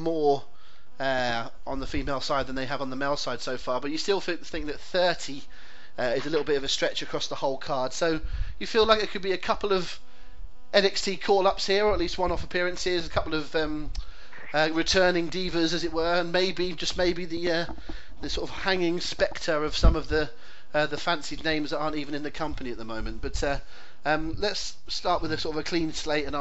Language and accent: English; West Country, South West England, United Kingdom; accent: West Country; my West Country accent